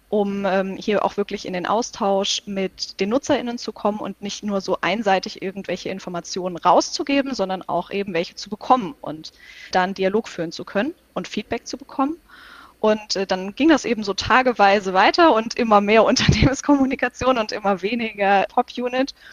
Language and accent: German; Hesse, Germany; Ich komme aus Hessen, ich bin hier aufgewachsen und das war mein Wunscharbeitgeber.